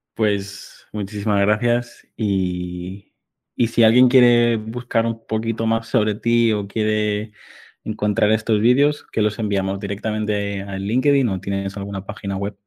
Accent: Mallorca, Balearic Islands, Spain; yo soy de Mallorca que está muy cerquita

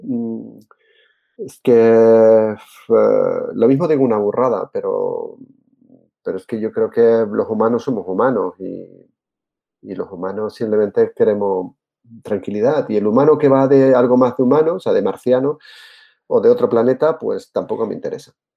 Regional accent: Seville, Andalusia, Spain; also born or lived in Jerez de la Frontera; yo soy andaluz, como te he dicho antes, nací en Jerez, me crié en Sevilla, en Triana, que soy muy trianero

